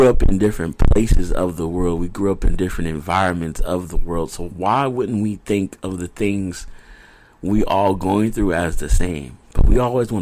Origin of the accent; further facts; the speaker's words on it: United States; I grew up in America. My dad is Nigerian